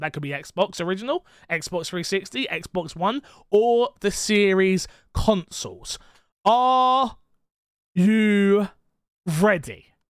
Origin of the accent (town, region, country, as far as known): England, United Kingdom